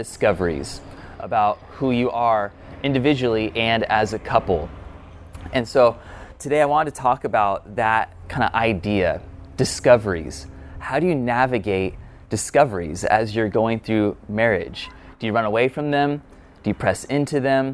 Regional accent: California, United States; I'm a Californian native.

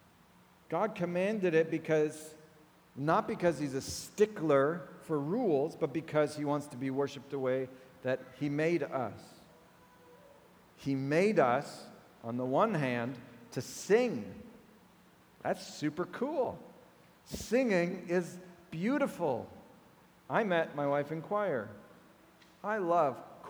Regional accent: United States; my American heart

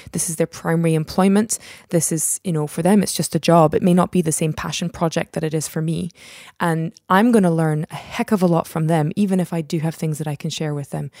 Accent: Scotland, United Kingdom; also born or lived in United States / Netherlands; I was born in the States. My mom's from Belgium. We lived in the Netherlands until I was about eight or so, and then we came over here. So we've been in Scotland for the best, most part of my life

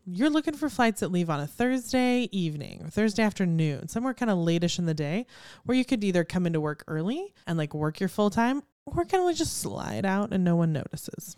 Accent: Houston, Texas, United States; growing up in Houston

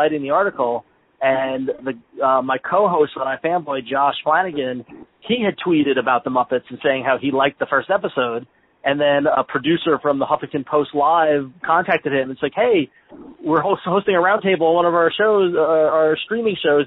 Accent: Long Island, New York, United States; we grew up on Long Island

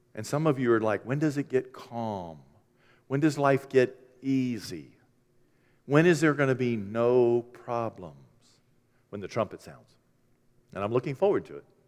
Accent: Maine, United States; I'm from Maine

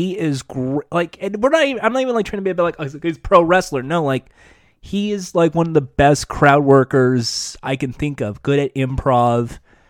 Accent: Winnipeg, Manitoba, Canada; Go back to Toronto. I'm from Winnipeg.

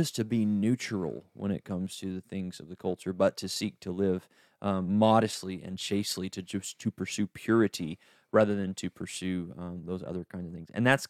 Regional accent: East Tennessee, United States; I'm from East Tennessee.

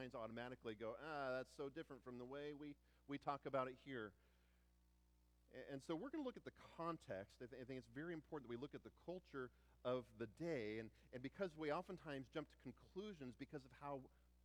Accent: United States; We're Americans

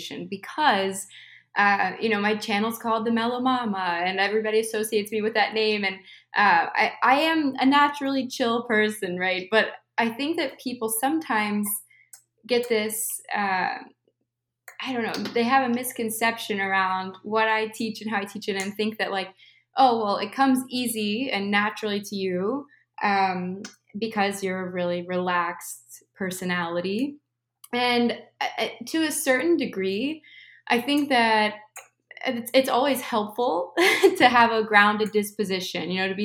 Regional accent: Midwest, United States; moved away as an adult; also born or lived in California; I moved from California to the Midwest where I was raised

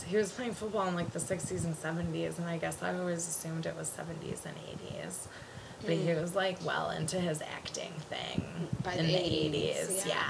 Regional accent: Connecticut, United States; I was in 3rd grade and I grew up on the East Coast, in Connecticut specifically.

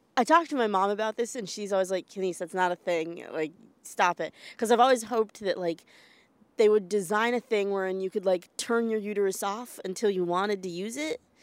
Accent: United States; I am an American

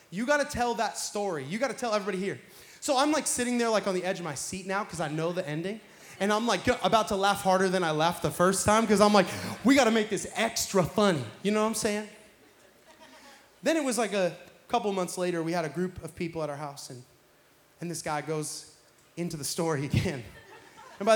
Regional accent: Pacific Northwest, United States; now in Florida, United States; I'm from the Pacific Northwest

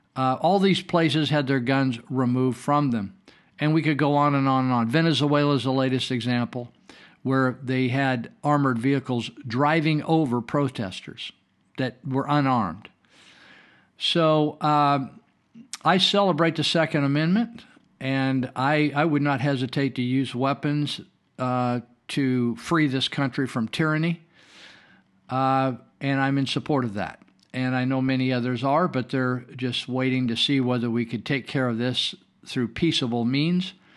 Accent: Northern California, United States; I was raised here in Northern California where we're broadcasting fun, from

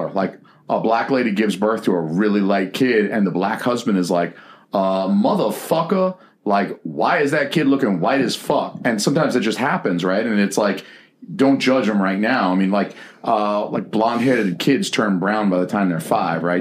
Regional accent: the South, United States; Which is awesome for me because I'm from the South.

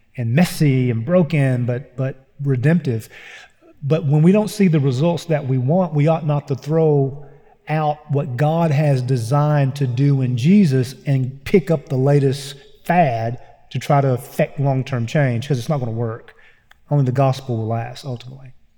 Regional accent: Eastern Kentucky, United States; I grew up in Eastern Kentucky

